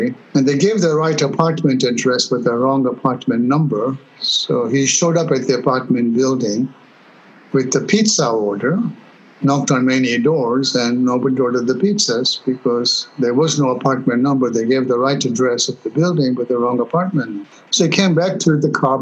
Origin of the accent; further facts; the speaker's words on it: Kenya; moved away; also born or lived in England; I was born in Kenya. My roots are Eastern, and I was educated in England. My college life was in England. I would still have been in Kenya had Idi Amin not happened.